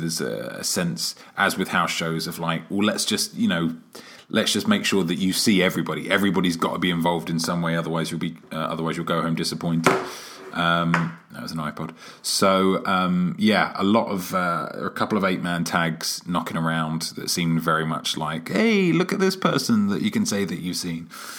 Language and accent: English; London, United Kingdom; my hometown, London, England